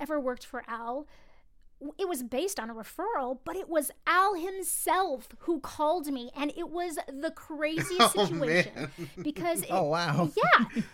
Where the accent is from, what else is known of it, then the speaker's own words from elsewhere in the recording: Los Angeles, California, United States; also born or lived in Idaho; I was born and raised